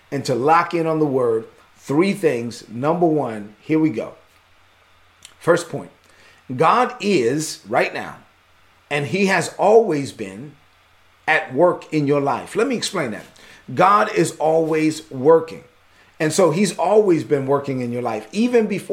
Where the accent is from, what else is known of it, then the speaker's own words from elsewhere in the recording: New York City, New York, United States; also born or lived in Dominican Republic; I grew up in East New York, Brooklyn.